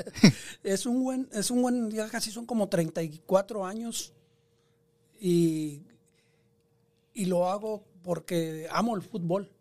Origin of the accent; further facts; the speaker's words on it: San Nicolás Tolentino, San Luis Potosí, Mexico; moved away; soy este 100% mexicano pero más que nada un orgullo ser del estado de San Luis Potosí. El pueblo donde yo em, nací se llama San Nicolás Tolentino